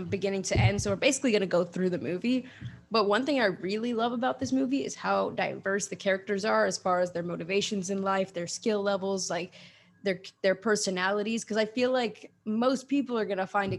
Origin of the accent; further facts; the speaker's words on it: the South, North Carolina, United States; my family, they're all Northerners who speak Spanish, and I'm this weird Southerner who hardly speaks Spanish